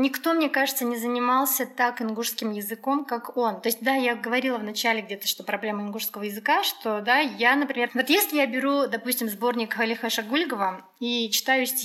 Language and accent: Russian; Ingushetia, Russia; Я узнал, что мы из Кавказа